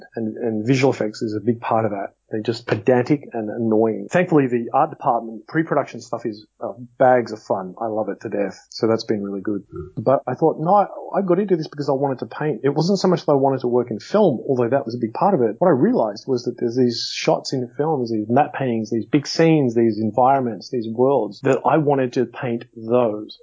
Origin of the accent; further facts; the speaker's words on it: Australia; where are you from? I said, Australia